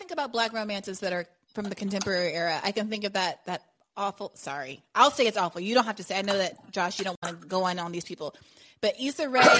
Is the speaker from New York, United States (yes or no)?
yes; New York, United States; as a New Yorker